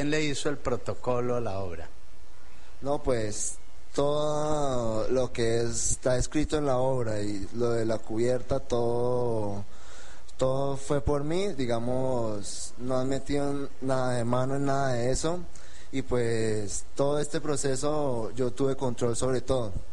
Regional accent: Espinal, Tolima, Colombia; tengo 24 años, soy del Espinal Tolima y he escrito mi primer libro

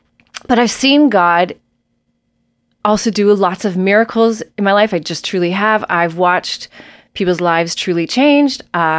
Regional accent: Nova Scotia, Canada; also born or lived in Prince Edward Island / New Brunswick / Ontario; I'm from the East Coast of Canada originally. I was born in Nova Scotia and we lived in Prince Edward Island and New Brunswick and Ontario.

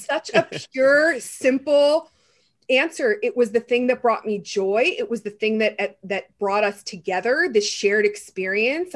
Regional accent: a small town outside of Pittsburgh, Pennsylvania, United States; moved away; also born or lived in New York / Los Angeles; I grew up in a small town outside of Pittsburgh

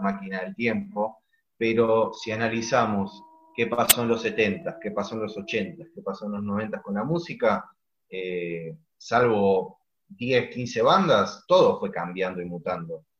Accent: Argentina; siendo argentinos

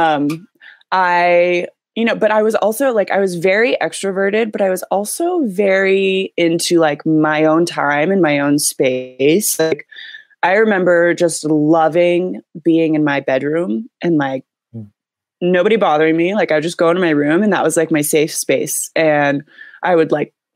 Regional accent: Columbus, Ohio, United States; moved away as an adult; now in California, United States; I grew up in central Ohio, in the suburbs of Columbus

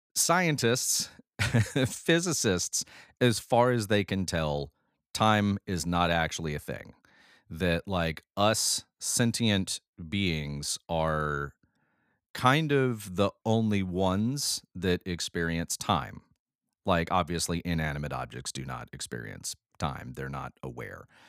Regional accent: Alabama, United States; we've got two Alabamians

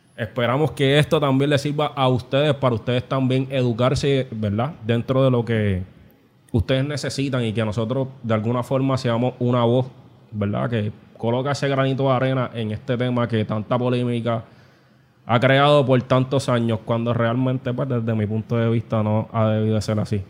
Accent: Puerto Rico; como sociedad puertorriqueña

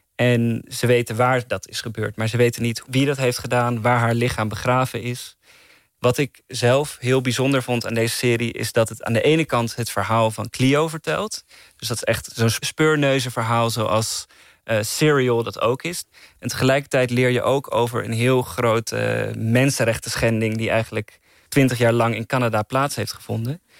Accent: Netherlands; Ik als Nederlander

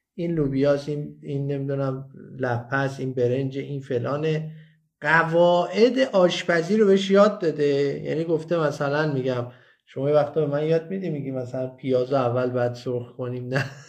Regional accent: Iran; moved away as an adult; ما درست وقتی از ایران مهاجرت کردیم که بچه هامون یک چند تاشون خب وارد نوجوانی شده بودن

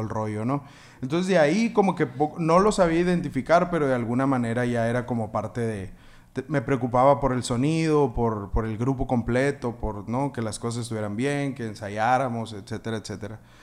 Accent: Navojoa, Sonora, Mexico; moved away as an adult; also born or lived in Hermosillo; yo soy de Navojoa, ¿no? Entonces en la escuela donde yo estaba había una marching band

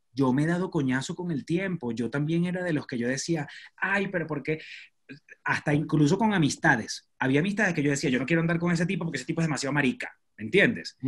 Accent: Maracay, Aragua, Venezuela; moved away as an adult; also born or lived in Choroní; now in Mexico; Yo soy de Maracay

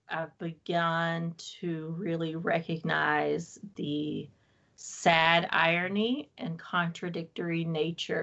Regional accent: Wilmington, North Carolina, United States; moved away; I don't live in North Carolina anymore

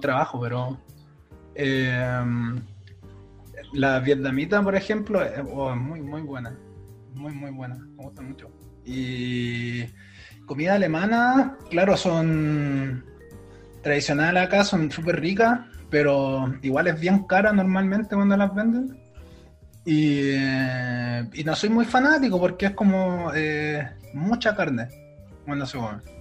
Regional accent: Chile; first language Spanish; moved away as an adult; cuando yo salí de Chile

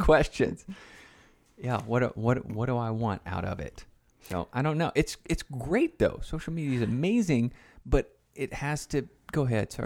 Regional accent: Tennessee, United States; Growing up in Tennessee

